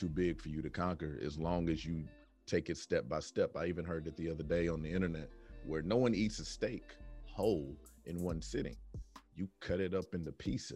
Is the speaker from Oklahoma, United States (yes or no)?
yes; Oklahoma, United States; now in Texas, United States; I was born in Texas, but then I really kind of grew up in Oklahoma for like the important years